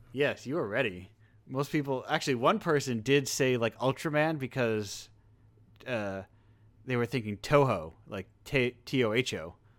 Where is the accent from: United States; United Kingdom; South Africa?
United States; I'm an American